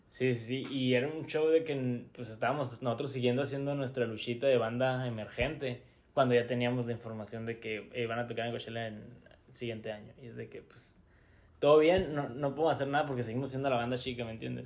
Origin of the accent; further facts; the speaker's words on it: Hermosillo, Sonora, Mexico; somos de Hermosillo